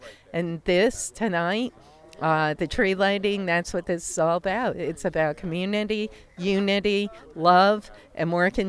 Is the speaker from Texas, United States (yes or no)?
no; Troy, New York, United States; I'm born and raised in Troy, Jacob. Never left, and I love Troy. It's in my DNA. I actually was born in North Central, a couple blocks south of here.